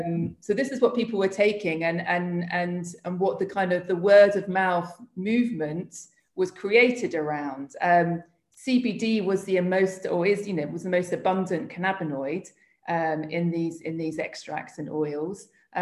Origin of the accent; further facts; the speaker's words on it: United Kingdom; also born or lived in Spain; So I am British, and I suppose that, you know, I very much sort of across what's happening in the UK